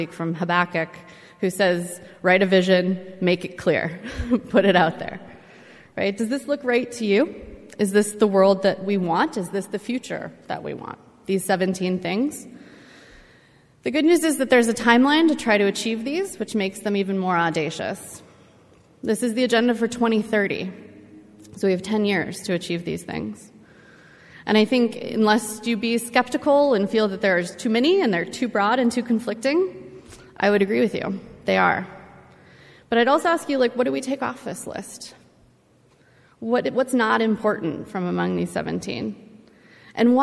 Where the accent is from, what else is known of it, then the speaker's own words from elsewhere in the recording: Los Angeles, California, United States; my hometown